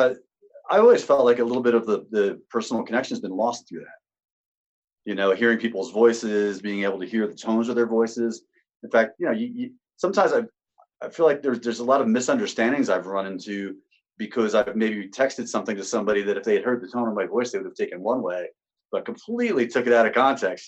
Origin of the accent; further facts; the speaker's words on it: Sparta, New Jersey, United States; Born and raised in Sparta